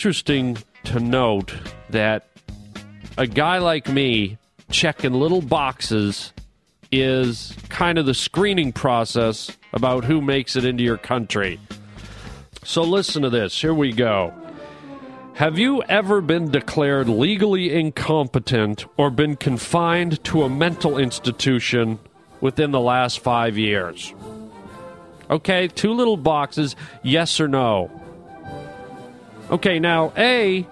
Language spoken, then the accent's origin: English; Canada; accent: Canadian; now in United States; I am a Canadian boy by birth